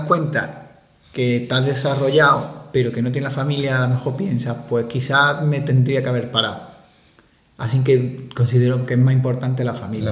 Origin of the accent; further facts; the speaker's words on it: Málaga, Andalusia, Spain; moved away as an adult; also born or lived in Santiago de Compostela; siendo malagueño